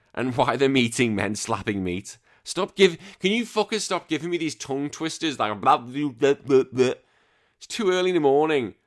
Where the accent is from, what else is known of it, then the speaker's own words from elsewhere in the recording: United Kingdom; we're both British.